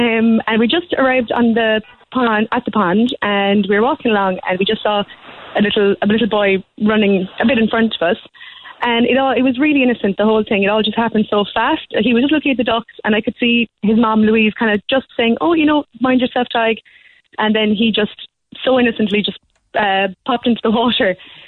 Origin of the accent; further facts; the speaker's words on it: Macroom, Munster, Ireland; we're not really from the city. We're from Macroom.